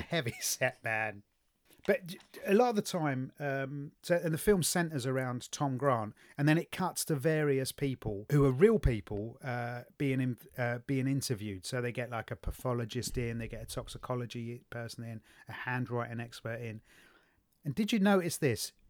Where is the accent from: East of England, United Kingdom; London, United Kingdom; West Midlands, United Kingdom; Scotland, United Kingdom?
London, United Kingdom; I was brought up in the East End of London